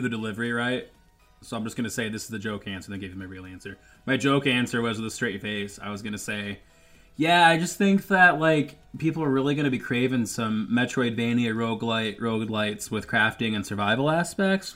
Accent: Michigan, United States; I grew up in Michigan

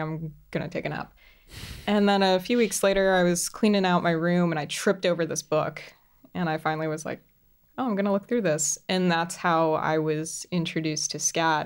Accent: Central Florida, United States; moved away as an adult; I grew up in Central Florida

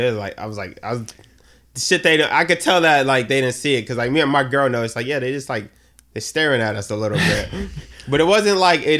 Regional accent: Boston, Massachusetts, United States; also born or lived in the South (US); I grew up in Boston.

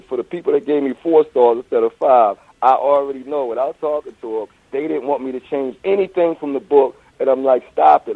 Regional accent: Philadelphia, Pennsylvania, United States; also born or lived in Pittsburgh / Washington, D.C.; I'm from Philadelphia

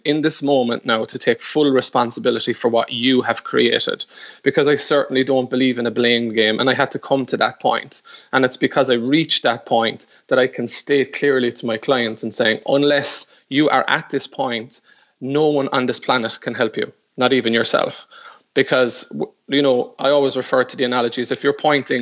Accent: Ireland; I would have had a very, very strong sporting background since the very early years in that chaotic Irish sport called hurling

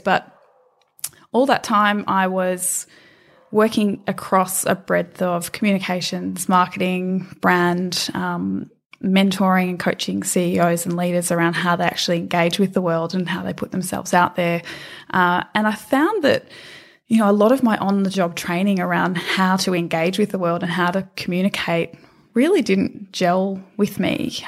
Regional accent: Australia; moved away as an adult; also born or lived in London

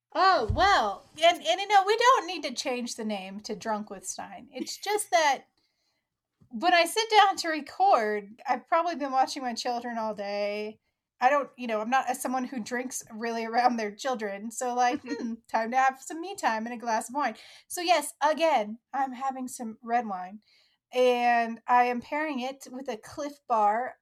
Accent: Oklahoma, United States; because I'm from the Midwest, I'm from Oklahoma

